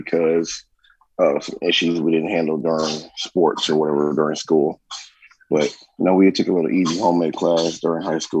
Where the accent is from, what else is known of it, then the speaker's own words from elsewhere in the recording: Dallas, Texas, United States; born there; also born or lived in Columbus, Ohio; now in Atlanta, United States; Born in Dallas, Texas. Born in Dallas, lived in Columbus, Ohio. And I've lived here in Atlanta since 2000.